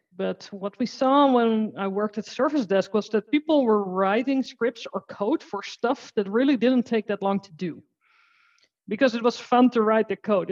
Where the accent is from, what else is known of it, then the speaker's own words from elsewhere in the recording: Netherlands; I'm from the Netherlands and I work with Azure and automation.